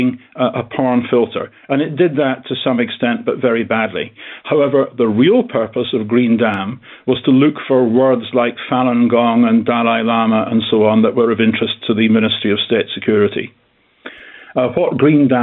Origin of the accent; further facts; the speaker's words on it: United Kingdom; being a Brit